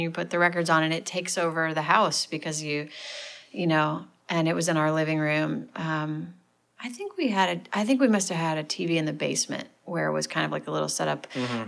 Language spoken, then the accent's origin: English; St. Louis, Missouri, United States; now in Nashville, United States; I'm from St. Louis. Um, big family. We kind of grew up in the suburbs